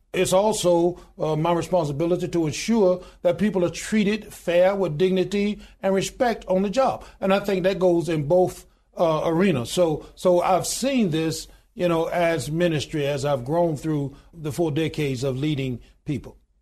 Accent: Goodwater, Alabama, United States; I was born in a little small town in Goodwater, Alabama, population 1,292 today.

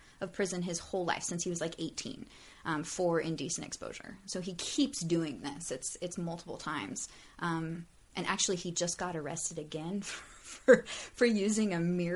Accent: Sacramento, California, United States; also born or lived in Salt Lake City; I was born in Sacramento, lived there most of my childhood, although we moved a lot.

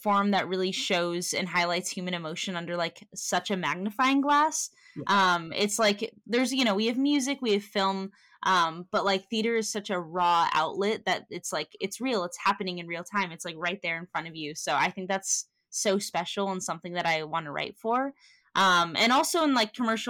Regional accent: Santa Cruz, California, United States; I am from San Francisco, a little town called Santa Cruz, which is about an hour outside

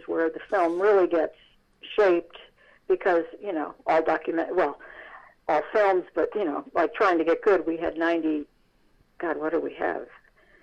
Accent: Irvington, New York, United States; my hometown of Irvington, New York

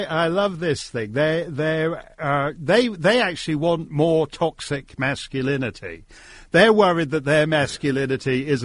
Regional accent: Connecticut, United States; I grew up in Connecticut and went to Dartmouth

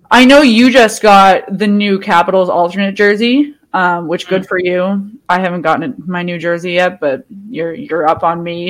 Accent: Boston, Massachusetts, United States; I'm from Boston

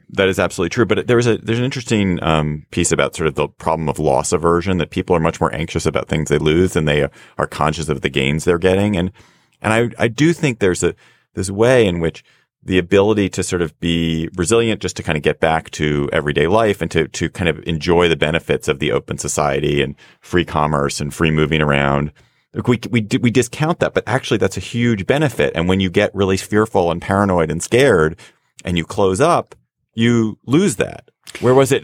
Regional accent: United States

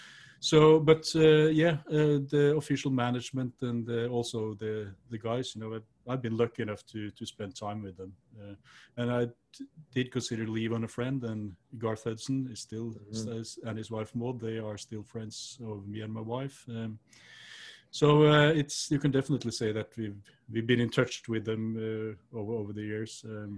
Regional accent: Norway; It's quite similar to where I grew up in Norway, actually, you know, with the woods and the mountains and all that.

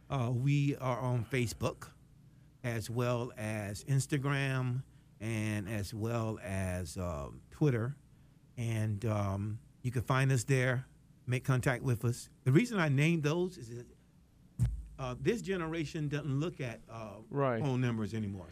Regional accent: West Palm Beach, Florida, United States; moved away as an adult; also born or lived in Connecticut; I was born and raised in West Palm Beach, Florida.

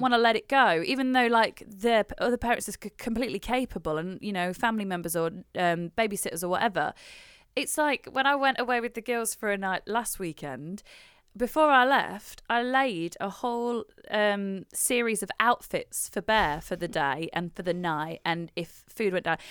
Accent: United Kingdom; as a British person

